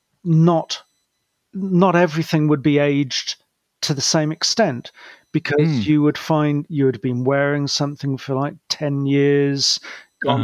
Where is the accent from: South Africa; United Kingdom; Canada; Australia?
United Kingdom; also born or lived in Cardiff; as a Brit